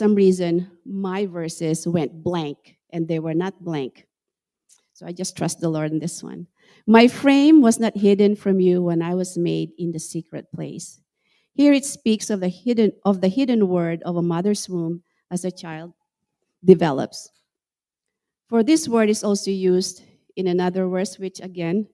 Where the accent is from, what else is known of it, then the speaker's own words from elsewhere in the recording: Central Luzon, Philippines; moved away as an adult; also born or lived in Washington, United States / Estherville, Iowa, United States; now in United States; I grew up in the Philippines, and I was raised in a town near Subic Bay.